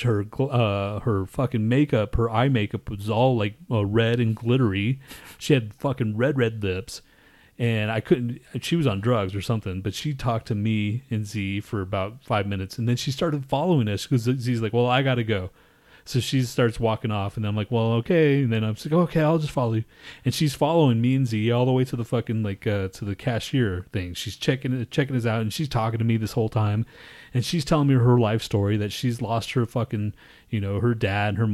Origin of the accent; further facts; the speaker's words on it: Houston, Texas, United States; I came from Houston